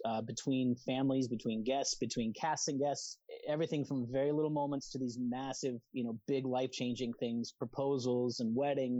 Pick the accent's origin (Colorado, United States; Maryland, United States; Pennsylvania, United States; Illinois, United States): Colorado, United States; I was more on the West Coast because I was from Colorado